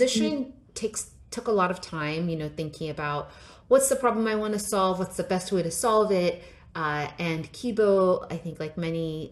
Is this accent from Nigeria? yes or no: yes; Nigeria; I was born in Nigeria and grew up there